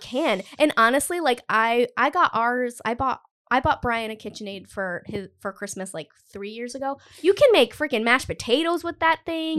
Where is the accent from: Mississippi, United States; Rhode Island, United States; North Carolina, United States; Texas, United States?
Rhode Island, United States; Cumberland; I grew up in Cumberland, which is, like, there's no main street in Cumberland